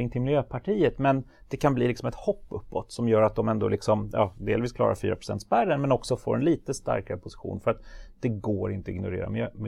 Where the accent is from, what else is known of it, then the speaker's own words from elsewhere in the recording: Sweden; Jag var enda svensk tror jag